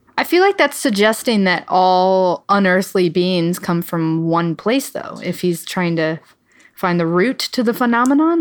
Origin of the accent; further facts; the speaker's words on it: Midwest, United States; I'm from the Midwest